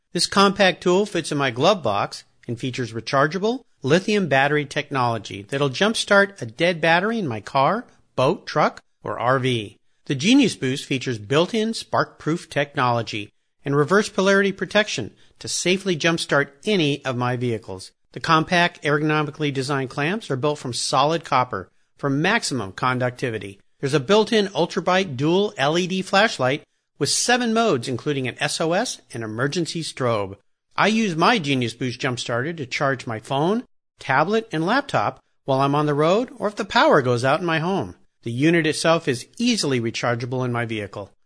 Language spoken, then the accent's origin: English; San Diego, California, United States; I grew up down in La Jolla, S, uh, San Diego